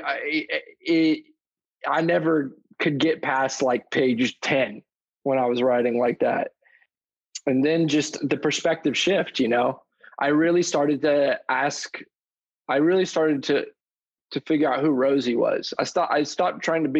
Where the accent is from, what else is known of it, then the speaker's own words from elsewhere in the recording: Tampa, Florida, United States; also born or lived in Clearwater, Florida; I was born in Clearwater, and I was raised, the first part of my life I spent in town and country. And then I moved to an area called Lutz